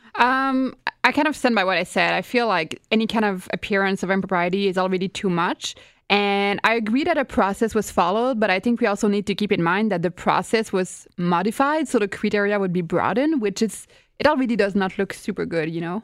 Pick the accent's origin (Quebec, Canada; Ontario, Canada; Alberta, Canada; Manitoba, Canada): Quebec, Canada; I'm from Quebec